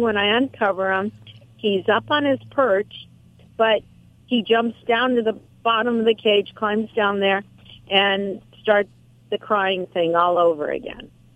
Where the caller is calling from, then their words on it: Huntington Beach, California, United States; I'm calling from Huntington Beach, oh, California.